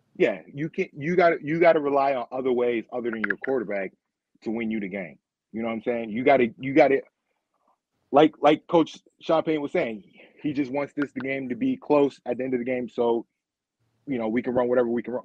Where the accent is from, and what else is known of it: Rochester, New York, United States